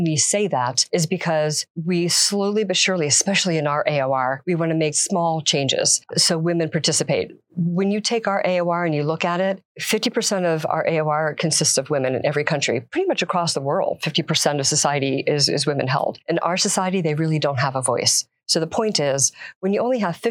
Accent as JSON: {"language": "English", "town": "Silver Spring", "region": "Maryland", "country": "United States", "moved": "yes", "lives_now": "Florida, United States", "said": "I originally am from Silver Spring, Maryland"}